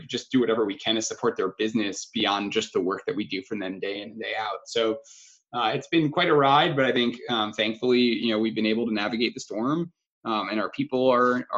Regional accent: Long Island, New York, United States; I grew up in Long Island, New York

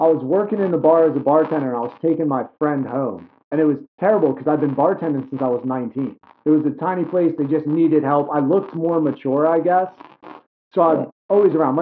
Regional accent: New York City, New York, United States; now in Delaware, United States; I grew up in New York City

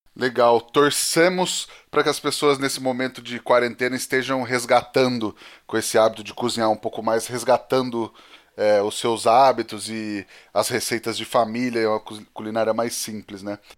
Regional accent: Penápolis, São Paulo, Brazil; A gente é de Penápolis, no interior de São Paulo

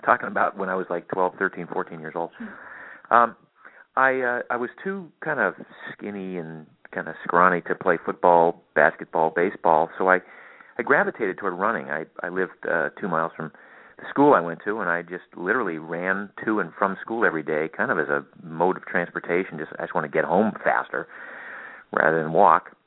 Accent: Maine, United States; I grew up in Maine, of all places

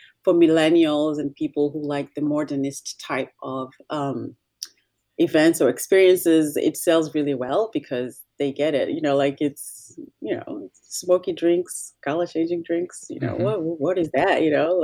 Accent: Nairobi, Kenya; moved away as an adult; also born or lived in Washington, D.C. area, United States; now in United States; I'm originally from Kenya. I was raised in Nairobi. I came to the States to college.

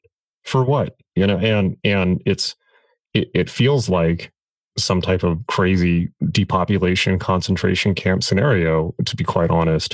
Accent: San Diego, California, United States; I grew up in San Diego, and I was born there

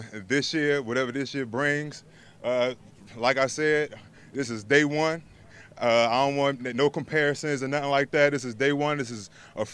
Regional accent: Prince George's County, Maryland, United States; moved away; I'm from Maryland, so from the DMV area. Shout out to Prince George's County

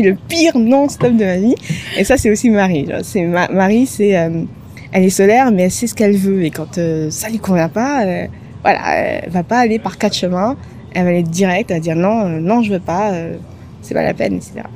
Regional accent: Antananarivo, Analamanga, Madagascar; moved away as an adult; also born or lived in Paris, France; now in France; je suis originaire de Antananarive, enfin la, la petite banlieue autour d'Antananarive

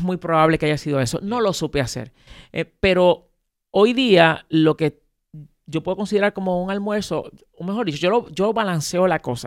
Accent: Puerto Rico; yo nací aquí en Puerto Rico, pero mis padres son dominicanos.

